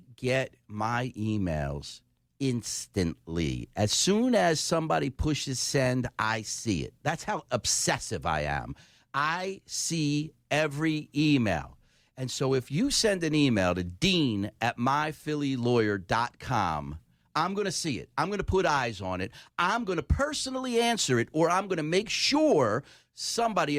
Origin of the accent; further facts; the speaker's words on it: Philadelphia, Pennsylvania, United States; I'm from Philly.